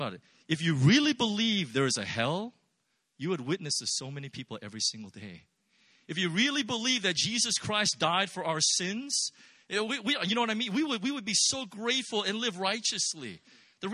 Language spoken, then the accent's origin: English; Irvine, California, United States; I'm from the Los Angeles area. I'm actually from Orange County, and I grew up in Irvine